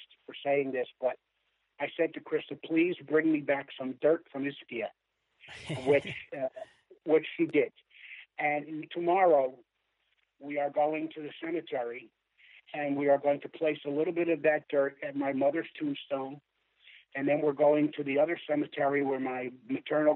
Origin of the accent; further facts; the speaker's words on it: Philadelphia, Pennsylvania, United States; moved away; I'm from South Philadelphia, although I haven't lived in South Philadelphia since 1956